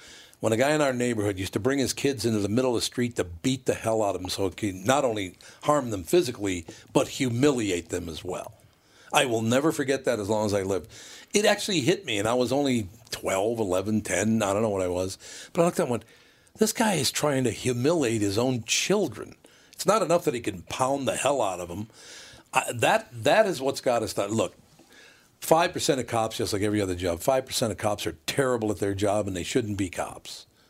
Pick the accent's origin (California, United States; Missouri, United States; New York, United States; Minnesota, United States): Minnesota, United States; Minneapolis; Growing up in North Minneapolis, and I'm not talking about any specific races, white people, black people, Spanish people, you know, Native Americans, all the rest of it.